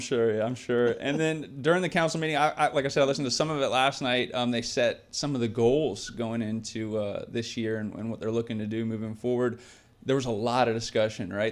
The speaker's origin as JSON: {"language": "English", "town": "Port Orange", "region": "Florida", "country": "United States", "said": "I'm from Port Orange"}